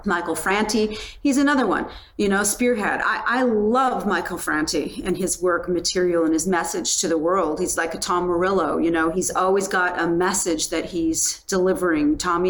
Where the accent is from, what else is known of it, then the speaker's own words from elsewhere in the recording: Penticton, British Columbia, Canada; I saw the … and the … in the same weekend when I was growing up in Penticton, BC, and they came to Penticton.